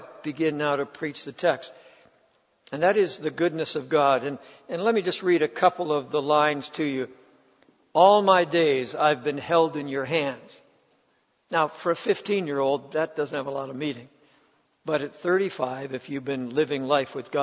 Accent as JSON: {"language": "English", "region": "Ontario", "country": "Canada", "tie": "born or raised there", "said": "I grew up in Ontario"}